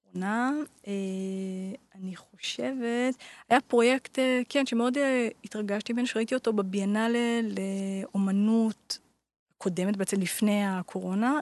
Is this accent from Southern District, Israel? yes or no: no; Jerusalem, Jerusalem District, Israel; גדלתי בירושלים